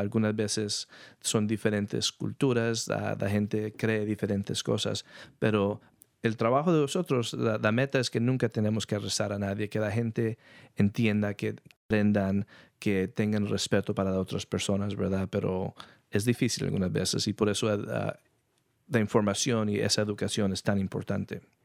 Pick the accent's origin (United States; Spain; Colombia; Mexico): United States; San Rafael, California; also born or lived in New York; yo nací en Nueva York, nos movimos aquí a California, a San Rafael, cuando yo tenía dos años